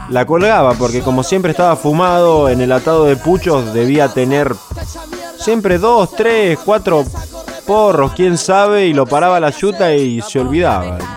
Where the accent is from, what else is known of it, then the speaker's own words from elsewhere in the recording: Argentina; como argentinos